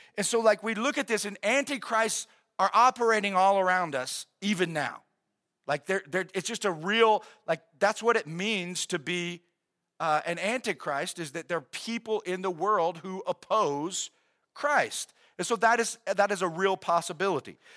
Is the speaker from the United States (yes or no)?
yes; United States